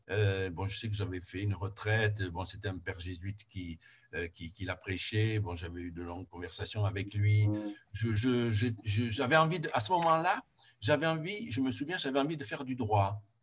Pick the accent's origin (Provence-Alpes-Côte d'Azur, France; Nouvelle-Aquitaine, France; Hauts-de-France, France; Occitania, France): Occitania, France; Juillan; born there; je suis né à Juillan, donc il y a 73 ans, dans une, une famille d'agriculteurs parents étaient, paysans, une petite, euh, une, petite ferme